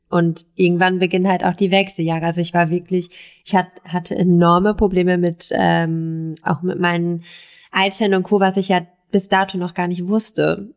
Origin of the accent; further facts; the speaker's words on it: East Frisia, Lower Saxony, Germany; now in Berlin, Germany; ich komme aus Ostfriesland